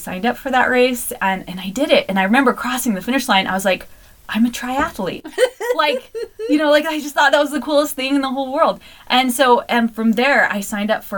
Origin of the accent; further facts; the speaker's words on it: Glenns Ferry, Idaho, United States; also born or lived in Mountain Home, Idaho; now in Mapleton, United States; I'm from Glens Ferry, but that was the closest hospital, so small town stuff.